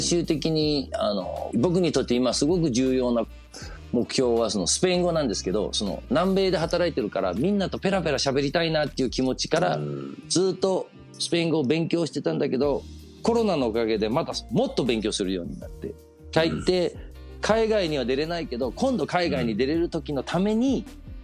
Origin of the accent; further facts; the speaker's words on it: Copenhagen, Capital Region of Denmark, Denmark; 日本人の親でデンマークで生まれる